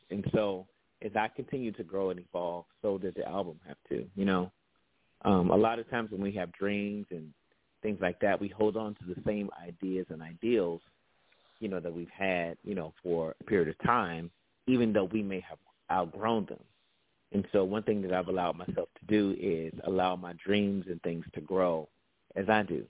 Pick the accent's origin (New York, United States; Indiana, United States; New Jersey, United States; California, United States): Indiana, United States; Gary; I grew up in Gary, Indiana